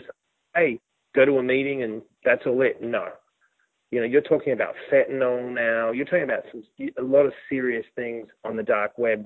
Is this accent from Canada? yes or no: no; Australia; moved away as an adult; also born or lived in New York; me being an Australian